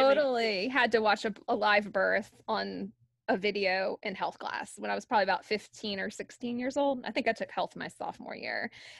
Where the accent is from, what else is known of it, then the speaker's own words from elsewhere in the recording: the South, United States; growing up in the South